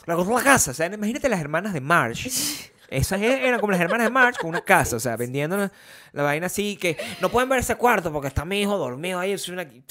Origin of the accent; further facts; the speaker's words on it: Venezuela; moved away; el país de donde yo vengo